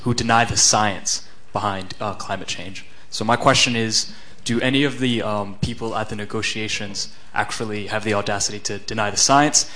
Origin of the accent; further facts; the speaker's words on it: United States; moved away as an adult; now in United Kingdom; I'm from the United States